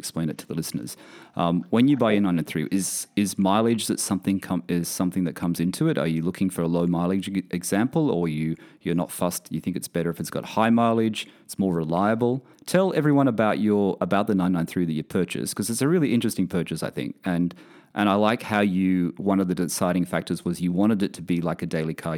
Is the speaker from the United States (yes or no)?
no; Australia; also born or lived in United Kingdom; now in Bahrain; I'm originally from Australia.